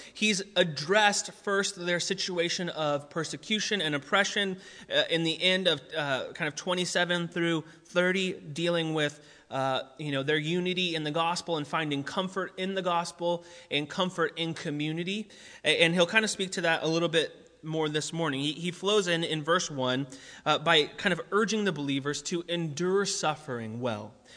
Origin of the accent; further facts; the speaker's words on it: United States; we are American together